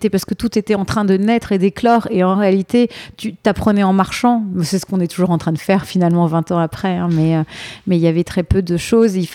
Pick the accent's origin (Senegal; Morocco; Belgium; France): France; Rueil-Malmaison, Île-de-France; moved away as an adult; now in New York, United States; j'ai grandi dans l'ouest parisien, à